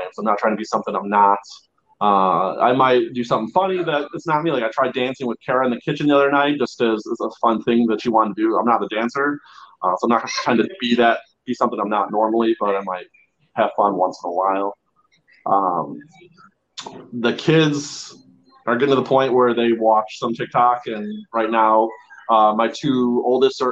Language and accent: English; Chicago, Illinois, United States; moved away as an adult; now in California, United States; I grew up in Chicago. My family's from Chicago.